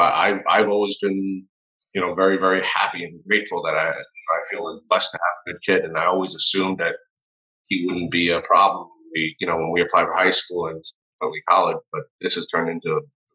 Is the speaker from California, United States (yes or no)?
no; New York City, New York, United States; Well, I mean, I grew up in New York City, and I'm a product of the public school system.